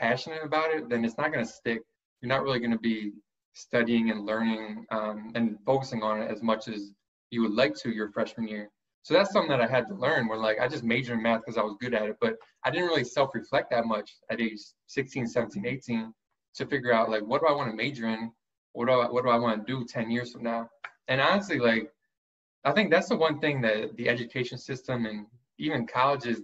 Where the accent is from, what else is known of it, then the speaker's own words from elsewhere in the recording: Mount Laurel, New Jersey, United States; also born or lived in Philadelphia area, Pennsylvania; So I was born outside of Philly, but I grew up in Mount Laurel, New Jersey